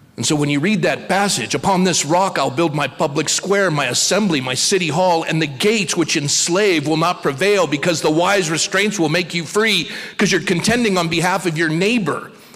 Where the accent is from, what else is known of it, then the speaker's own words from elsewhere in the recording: United States; I'm an American